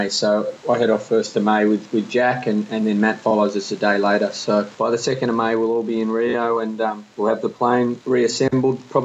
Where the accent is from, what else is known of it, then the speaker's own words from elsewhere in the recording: Australia; We, we, we come from Australia, we live in Australia, and we're very proud to do so